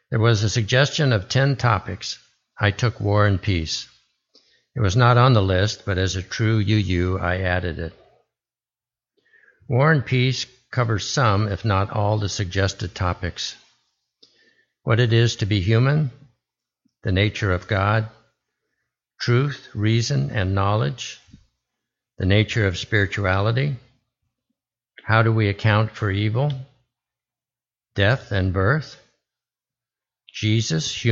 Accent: Arizona, United States; born there; also born or lived in Alaska; I was born in Arizona and attended nine different schools in six different western states, from Arizona to Alaska. I found myself attending middle school in the territory of Alaska, which became a state while I was there

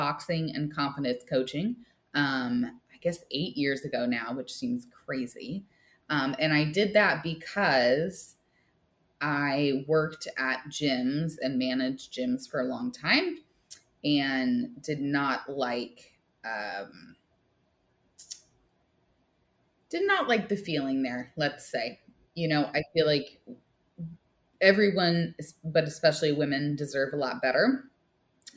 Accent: Midwest, United States; now in San Jose, United States; I was born and bred in the Midwest, from a fairly small town

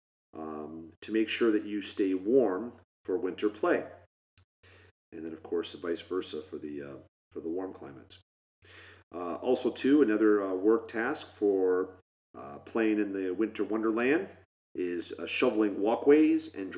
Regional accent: Michigan, United States; We grew up in Michigan

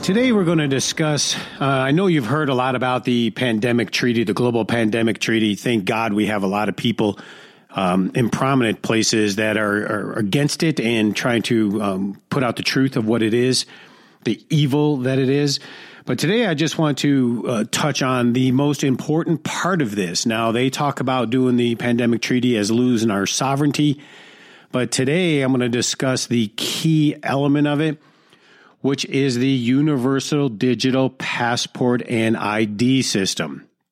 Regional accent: Detroit, Michigan, United States; the hood of Detroit, which is my hometown

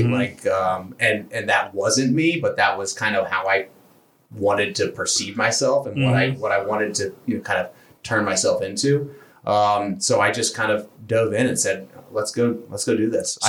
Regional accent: Space Coast, Florida, United States; moved away as an adult; Yeah, so I grew up in Florida, land of the Sunshine State.

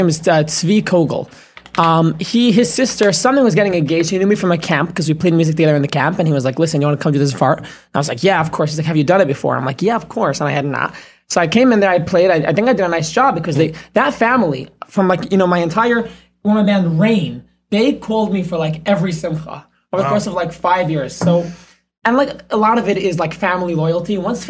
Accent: New York City, New York, United States; So I am coming from Flatbush. I was in the Mir Yeshiva on Ocean Parkway.

